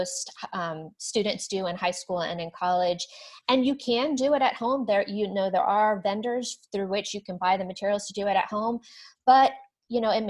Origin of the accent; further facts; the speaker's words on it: the South, United States; I'm from the South